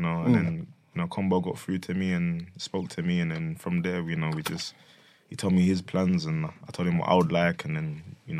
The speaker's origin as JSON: {"language": "English", "town": "Hackney", "region": "London", "country": "United Kingdom", "tie": "born or raised there", "said": "I grew up in Hackney at first, and took me to this kickboxing place, like in Bethnal Green"}